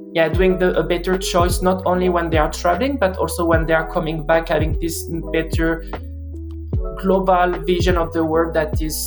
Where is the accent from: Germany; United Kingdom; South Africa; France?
France; now in Norway; I'm from France and I live in Norway